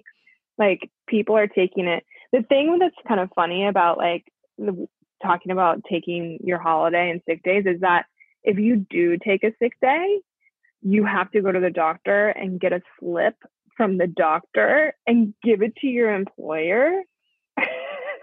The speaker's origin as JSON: {"language": "English", "country": "United States", "also_born_or_lived": "Chicago", "moved": "as an adult", "lives_now": "Melbourne, Australia", "said": "I'm American"}